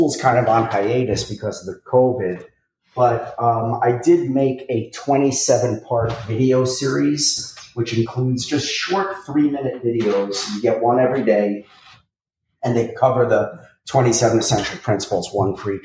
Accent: New York City, New York, United States; I come from Brooklyn, and I'm not saying I'm from like such a tough neighborhood

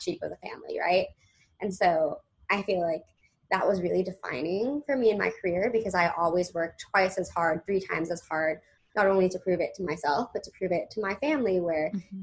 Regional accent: Los Angeles, California, United States; now in New York City, United States; I'm originally from Los Angeles. I live like right outside in the southern suburbs in Orange County. So I grew up really just surrounded by the entertainment industry

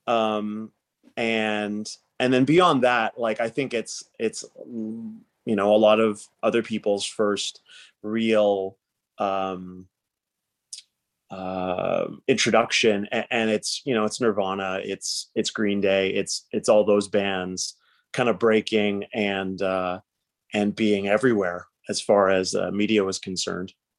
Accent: Surrey, British Columbia, Canada; I grew up in Surrey

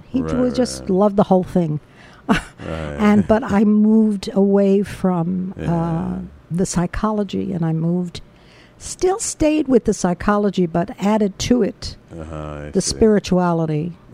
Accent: New York City, New York, United States; also born or lived in Brooklyn, New York; I grew up in Washington Heights.

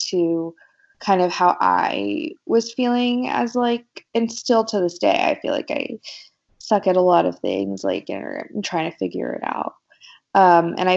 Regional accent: Wichita, Kansas, United States; moved away as an adult; now in Los Angeles, United States; I grew up in the Midwest. I'm from Wichita, Kansas originally

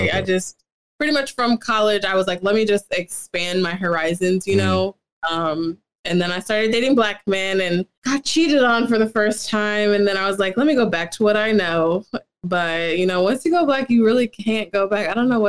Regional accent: St. Louis, Missouri, United States; I got to college because I'm from Missouri. It's all white people there.

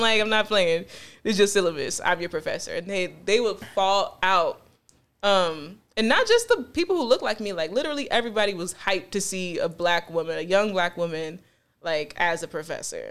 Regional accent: Buffalo, New York, United States; also born or lived in Greensboro, North Carolina / Charlotte, North Carolina / Williamsville, New York; I was born here in Buffalo, New York, and I was partially raised here. Um, I also spent some time in Greensboro and Charlotte, North Carolina

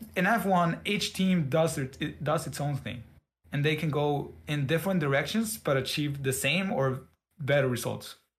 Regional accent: Mexico; I'm from Mexico

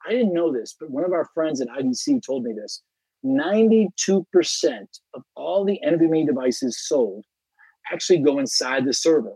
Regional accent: United States; as an American

